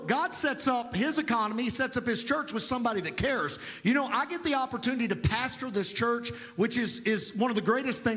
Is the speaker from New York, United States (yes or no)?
no; Providence, Kentucky, United States; moved away as an adult; also born or lived in Tulsa, Oklahoma; I was raised in a small town, Western Kentucky.